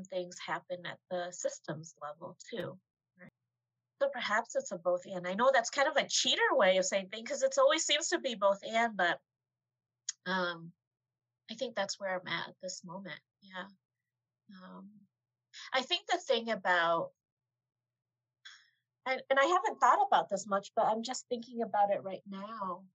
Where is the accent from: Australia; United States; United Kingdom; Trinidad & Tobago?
United States; Asian American person who was born and raised here